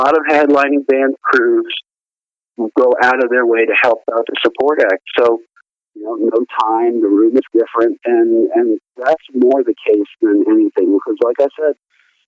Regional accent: Long Island, New York, United States; I'm originally from New York on Long Island

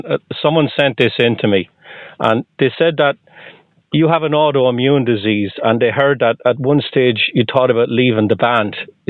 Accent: Ireland; now in Boston, United States; I'm from Ireland. I'm just outside of Boston.

